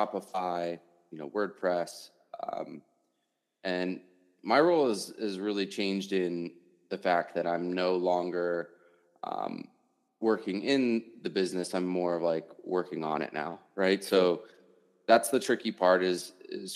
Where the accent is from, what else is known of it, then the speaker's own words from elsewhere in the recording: Washington, D.C. area, Virginia, United States; now in Denver, United States; I'm originally from Virginia, Washington, D.C. area, which is like far east, right?